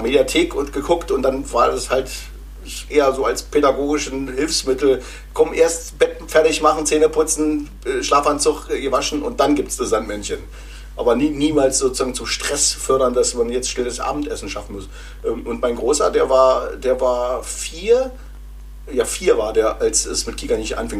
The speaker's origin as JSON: {"language": "German", "area": "GDR", "region": "East Germany", "country": "Germany", "tie": "born or raised there", "said": "Also ich bin ja noch äh, in der DDR groß geworden"}